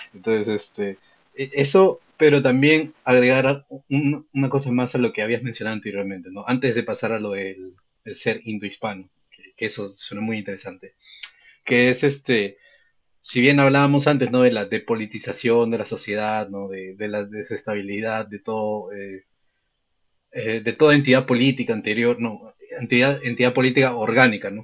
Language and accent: Spanish; Lima, Peru; yo he vivido en Lima toda mi vida